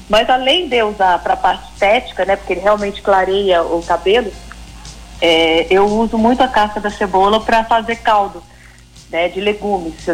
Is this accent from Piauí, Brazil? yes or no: yes; Piauí, Brazil; born there; Olha, eu sou nascida no Piauí.